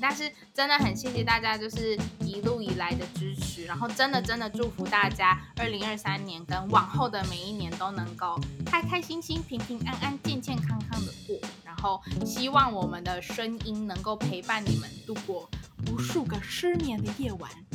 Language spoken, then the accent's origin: Chinese; Taiwan; moved away as an adult; also born or lived in United States; 我就是台湾出生长大，我就是台湾人